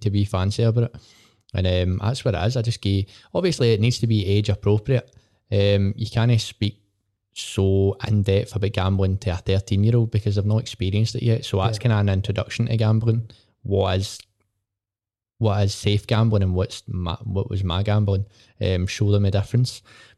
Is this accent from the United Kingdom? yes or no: yes; Port Glasgow, Scotland, United Kingdom; I love it, mate. I love where I'm from. Honestly, it gets slated all the time.